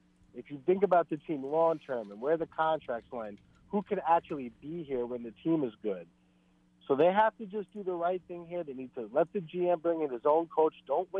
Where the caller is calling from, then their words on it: Queens, New York, United States; Hey, it's … in Queens.